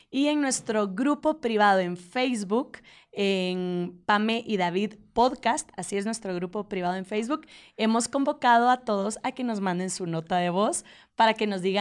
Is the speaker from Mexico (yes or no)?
no; Guatemala; Hola, ¿cómo están? … soy de Guatemala